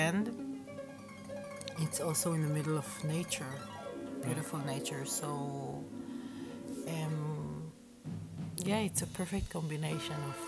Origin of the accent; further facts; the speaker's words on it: Israel; now in Berlin, Germany; I'm originally from Israel, but now I'm based in Berlin